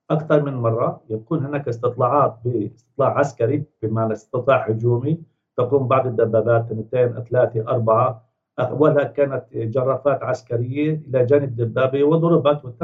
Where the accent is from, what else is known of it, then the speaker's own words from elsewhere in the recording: Gaza, Gaza Strip, Palestine; now in Ramallah, Palestine; أنا أتحدث لك من رام الله أنا من غزة ولكن الآن مقيم في رام الله